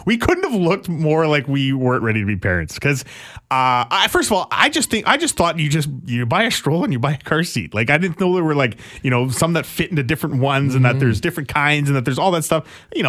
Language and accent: English; Alberta, Canada; Because I'm from Alberta and it's funny that we have to cheer for them.